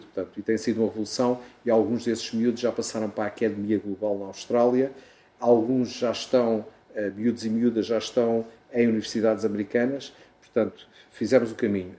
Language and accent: Portuguese; Portugal; moved away; eu sou português, tenho um orgulho enorme em o ser